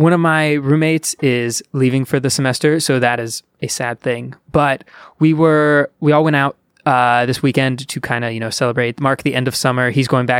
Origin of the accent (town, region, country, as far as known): Ohio, United States; born or raised there